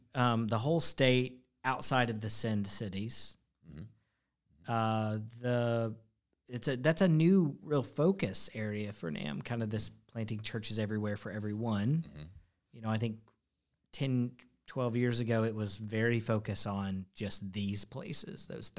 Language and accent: English; Arkansas, United States; So I came from Arkansas, so that's my point of reference.